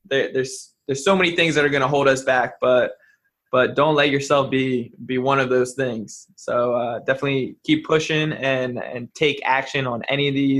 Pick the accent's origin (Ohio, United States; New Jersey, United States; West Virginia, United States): New Jersey, United States; I'm from South Jersey